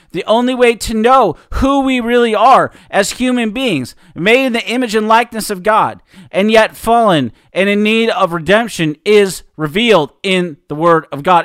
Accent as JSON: {"language": "English", "town": "Seattle", "region": "Washington", "country": "United States", "tie": "born or raised there", "said": "growing up in Seattle, especially probably around my senior year"}